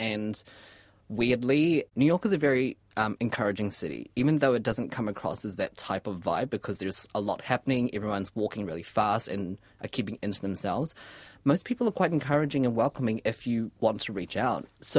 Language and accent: English; New Zealand; So that's what I can be proud of, especially as a Kiwi as well.